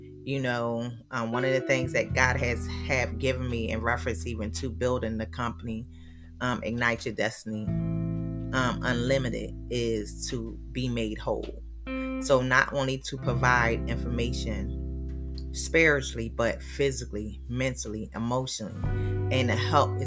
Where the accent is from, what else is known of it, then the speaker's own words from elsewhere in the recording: Philadelphia, Pennsylvania, United States; moved away; I was born and raised in Philadelphia